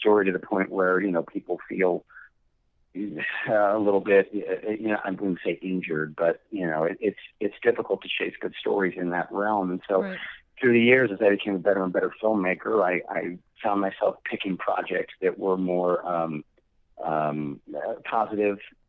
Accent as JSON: {"language": "English", "town": "Lima", "region": "Ohio", "country": "United States", "tie": "born or raised there", "said": "Lima, Ohio, my hometown"}